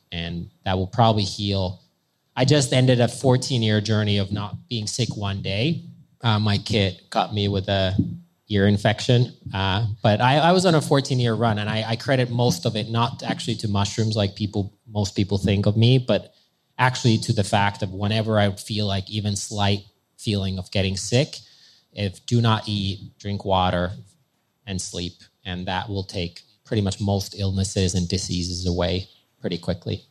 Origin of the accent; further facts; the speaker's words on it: Finland; I'm from Finland and we're on the border of Russia